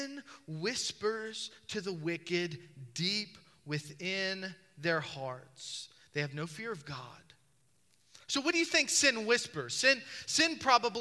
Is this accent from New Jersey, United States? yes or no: no; Charles City, Virginia, United States; moved away; When I grew up in Charles City, Virginia, we got 3 flavors of ice cream